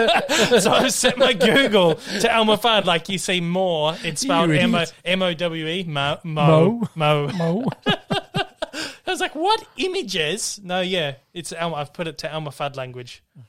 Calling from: Australia; I'm calling in from Australia this morning.

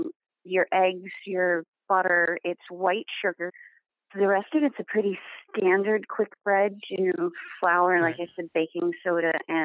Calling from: Bedford, Massachusetts, United States; I am calling from Bedford, Massachusetts.

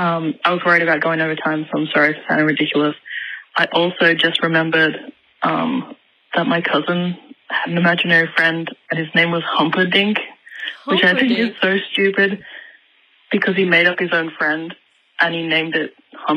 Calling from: Sydney, New South Wales, Australia; I'm calling from Sydney.

